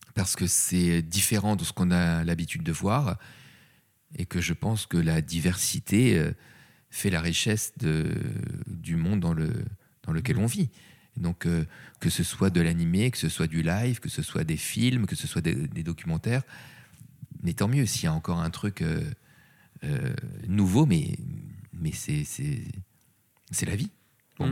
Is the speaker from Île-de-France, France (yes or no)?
yes; Paris, Île-de-France, France; je suis un vrai Parisien